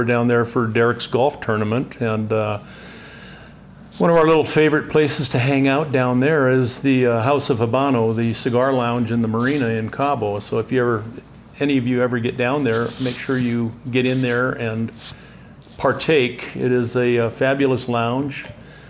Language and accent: English; Southern California, United States; also born or lived in Vancouver, British Columbia, Canada; I was actually born in Vancouver, British Columbia, and when my parents decided to move to Southern California, I was 9 years old.